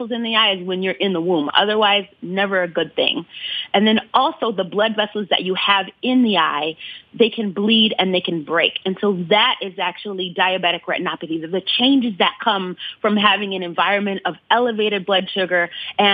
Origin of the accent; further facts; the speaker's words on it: Ann Arbor, Michigan, United States; I grew up in Ann Arbor